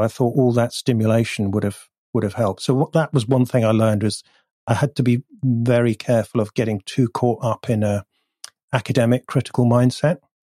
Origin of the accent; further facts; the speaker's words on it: North Devon, South West England, United Kingdom; also born or lived in Bath; now in Bristol, United Kingdom; we moved to North Devon, which is even further south and west and rural